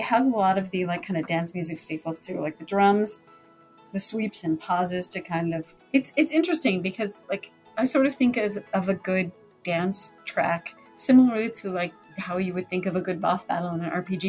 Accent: Colorado, United States; where I grew up in Colorado

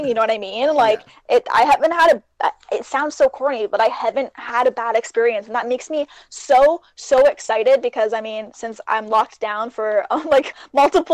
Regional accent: Canada; Both of us being Canadian

